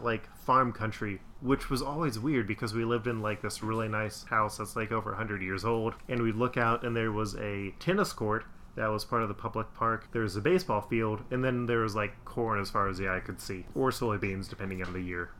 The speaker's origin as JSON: {"language": "English", "town": "West Chester", "region": "Ohio", "country": "United States", "tie": "born or raised there", "also_born_or_lived": "Indianapolis, Indiana", "said": "I was born in Indianapolis, Indiana, but my parents moved out to Westchester, Ohio, which at the time was this like small suburb area"}